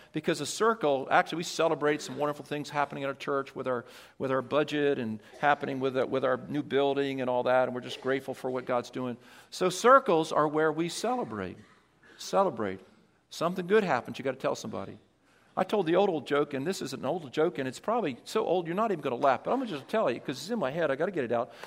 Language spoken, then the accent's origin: English; Delaware, United States; moved away; I was from Delaware